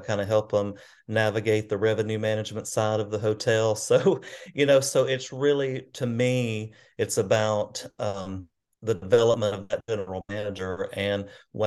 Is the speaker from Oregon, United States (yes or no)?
no; Arab, Alabama, United States; now in Gadsden, United States; I grew up in North Alabama, in a town called Arab, Alabama, about population about 7,000 maybe. So small hometown